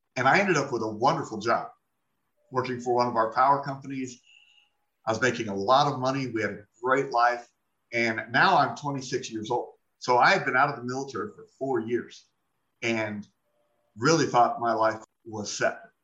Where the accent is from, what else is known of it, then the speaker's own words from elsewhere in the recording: Phoenix, Arizona, United States; I was born and raised in Phoenix, Arizona, 1972.